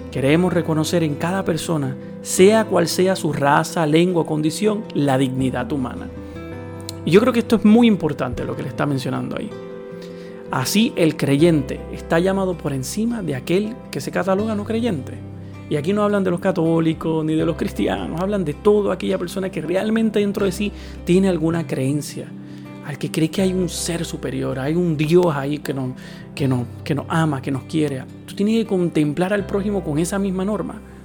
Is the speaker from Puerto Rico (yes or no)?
yes; Puerto Rico; mi país